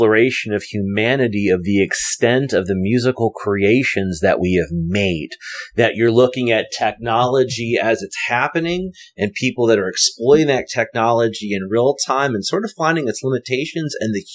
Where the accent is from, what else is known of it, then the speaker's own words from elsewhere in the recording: Asbury Park, New Jersey, United States; now in Thomas, United States; I was born in Asbury Park, so I grew up on the water.